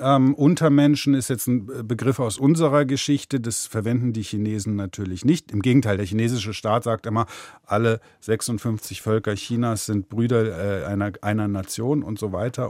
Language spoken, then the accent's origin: German; Germany; ich bin Deutscher